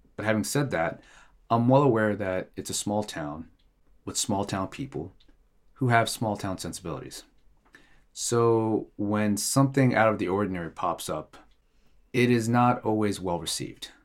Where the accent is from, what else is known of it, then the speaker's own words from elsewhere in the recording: Eritrea; now in Norway; I am originally from Eritrea